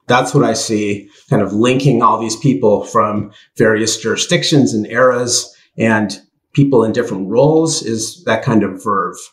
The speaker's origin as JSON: {"language": "English", "country": "United States", "said": "I'm American"}